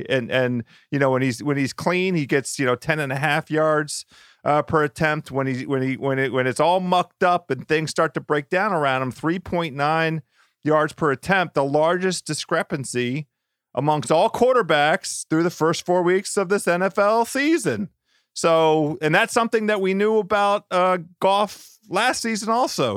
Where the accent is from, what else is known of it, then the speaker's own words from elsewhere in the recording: Washington, District of Columbia, United States; my hometown team